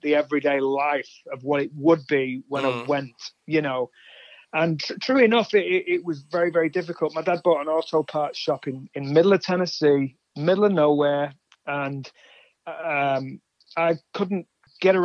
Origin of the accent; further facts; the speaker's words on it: England, United Kingdom; also born or lived in Atlanta; now in United States; I moved from England. I'm from England originally.